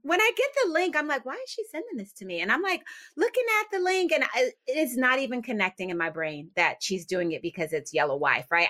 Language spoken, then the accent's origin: English; Philadelphia, Pennsylvania, United States; moved away as an adult; also born or lived in New Jersey; now in Richmond, United States; I grew up in Philadelphia, and I spent a lot of my, or most of my adult life actually in New Jersey